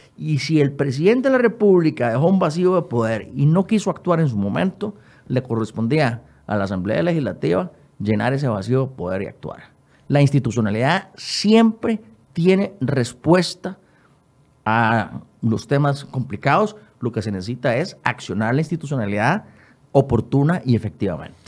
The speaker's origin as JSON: {"language": "Spanish", "country": "Costa Rica", "said": "como costarricense"}